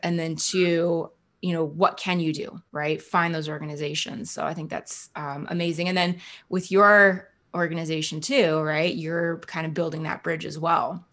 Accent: central New Jersey, United States; moved away; I'm from New Jersey originally

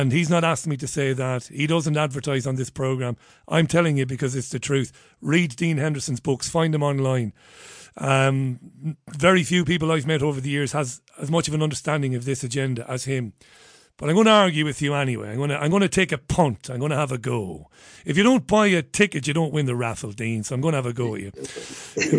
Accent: Ireland; I grew up in Catholic Ireland

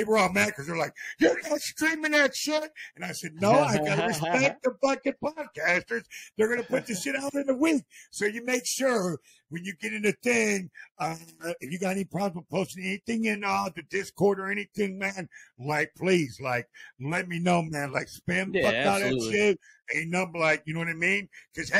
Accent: Akron, Ohio, United States; I actually grew up in Akron, Ohio

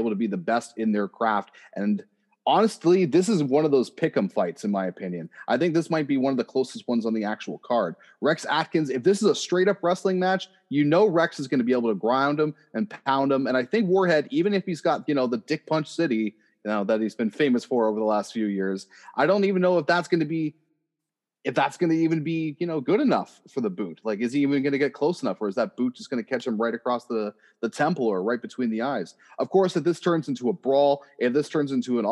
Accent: Oshawa, Ontario, Canada; I am from Oshawa, Ontario

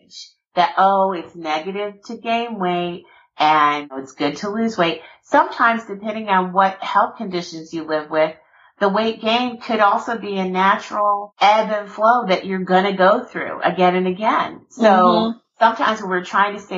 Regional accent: South Georgia, United States; I'm born and raised, you know, I'm from Georgia, from South Georgia.

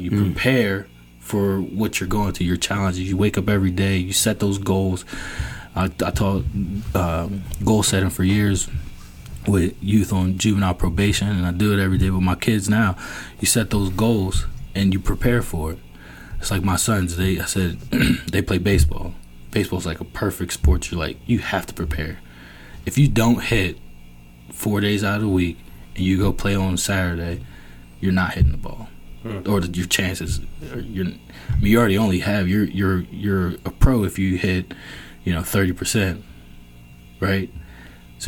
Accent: Virginia, United States; moved away; I'm from Virginia.

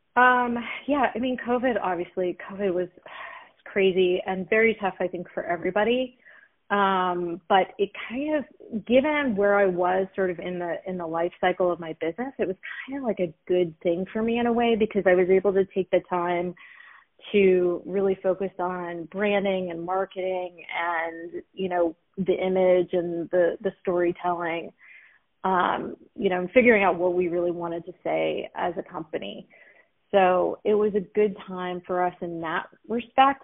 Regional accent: Los Angeles, California, United States; also born or lived in Philadelphia / New York; I'm a proud Los Angelino native

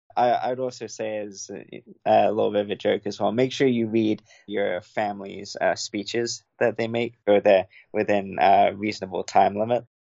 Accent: England, United Kingdom; now in United States; growing up in England

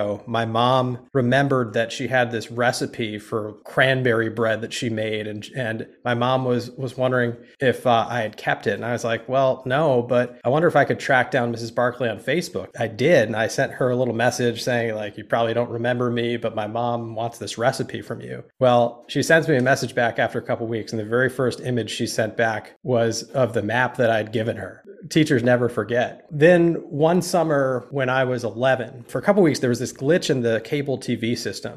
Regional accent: New Jersey, United States; moved away as an adult; also born or lived in Virginia; I'm a high school student from New Jersey

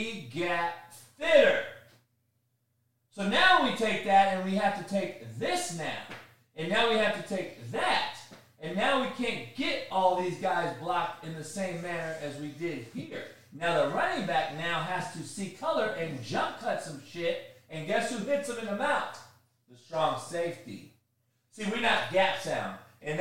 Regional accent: Compton, California, United States; Yeah, I'm from Compton. I know about one white person.

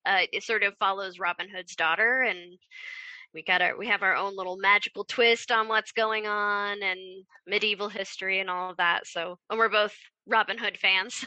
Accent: Kansas, United States; I grew up in Kansas

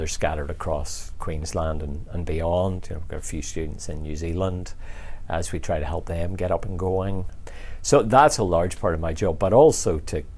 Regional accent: just outside Belfast, Northern Ireland, United Kingdom; I grew up just outside Belfast

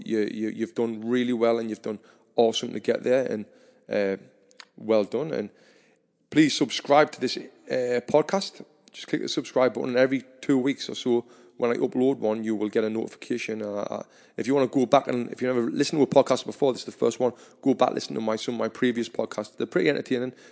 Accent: Sunderland, North East England, United Kingdom; I'm from Sunderland

